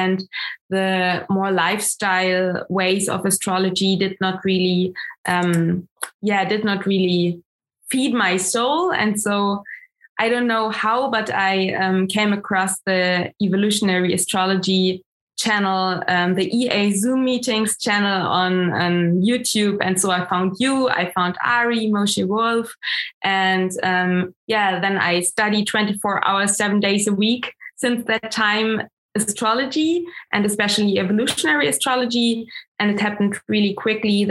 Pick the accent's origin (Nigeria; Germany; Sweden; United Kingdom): Germany; first language German; English is a second language; also born or lived in Munich; I'm coming from Germany. My mom comes from Austria, and I'm currently still live in Munich